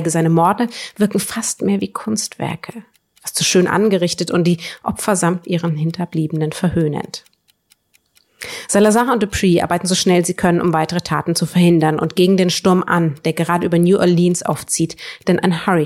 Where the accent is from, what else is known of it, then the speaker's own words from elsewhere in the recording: Northern Germany, Germany; etwas, was mir ja, als Norddeutsche ja leider in der Realität auch völlig abgeht